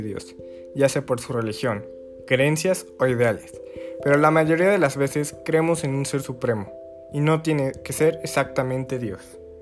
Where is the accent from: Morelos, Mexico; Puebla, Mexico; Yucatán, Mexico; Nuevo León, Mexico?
Puebla, Mexico; Soy de Puebla, México y actualmente estoy cursando el cuarto semestre de preparatoria